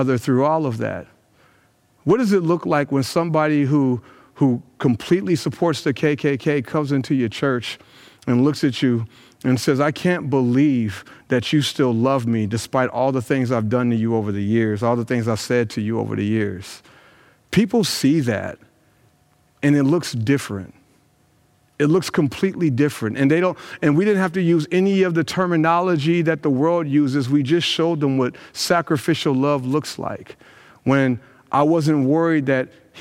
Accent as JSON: {"language": "English", "town": "Brownsburg", "region": "Indiana", "country": "United States", "tie": "born or raised there", "said": "my hometown of Brownsburg, Indiana, where I've grown up"}